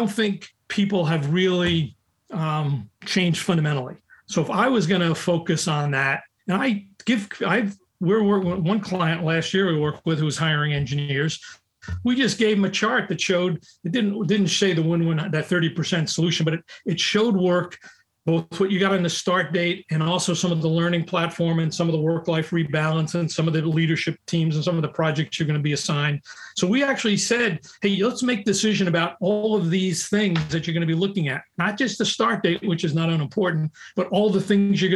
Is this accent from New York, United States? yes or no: yes; New York, United States; I'm from New York and from the Bronx